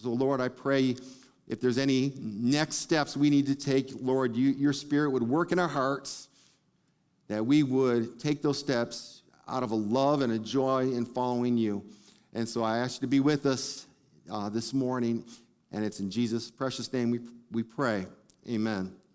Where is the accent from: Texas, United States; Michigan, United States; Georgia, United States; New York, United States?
Michigan, United States; Detroit; I grew up in Detroit